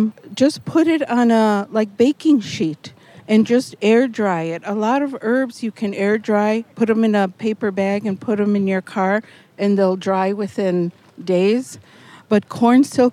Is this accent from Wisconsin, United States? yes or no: yes; central Wisconsin, United States; I'm from central Wisconsin, and my tribe is Otomi, O-T-O-M-I, and we are from Mexico.